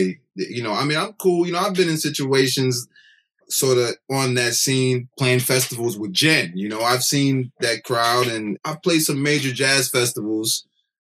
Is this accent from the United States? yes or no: yes; Connecticut, United States; I'm from Connecticut.